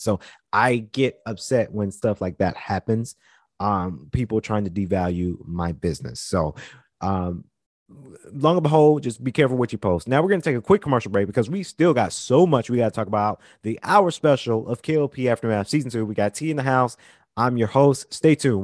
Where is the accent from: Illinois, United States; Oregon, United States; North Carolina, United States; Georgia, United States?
Georgia, United States; Macon; moved away; also born or lived in Atlanta, Georgia; I'm originally from Central Georgia, South Georgia, Macon